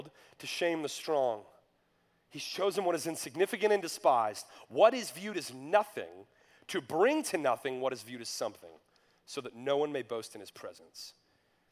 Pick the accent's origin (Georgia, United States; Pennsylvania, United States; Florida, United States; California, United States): Georgia, United States; North; When I was in high school, I grew up in North Georgia